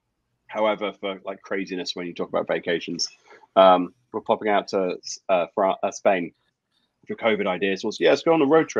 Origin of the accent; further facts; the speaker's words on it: Cheddington, South East England, United Kingdom; moved away; I'm from this small village called Cheddington. It's a small community village.